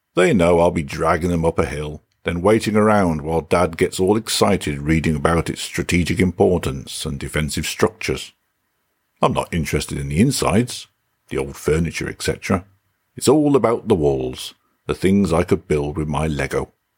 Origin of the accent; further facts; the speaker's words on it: England, United Kingdom; now in Denmark; I typically refer to myself as British rather than English